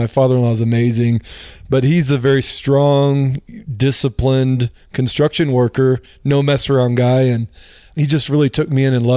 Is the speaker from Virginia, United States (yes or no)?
no; Dallas, Texas, United States; moved away; also born or lived in Florida; I grew up in the Dallas-Fort Worth area and, had the typical Christian upbringing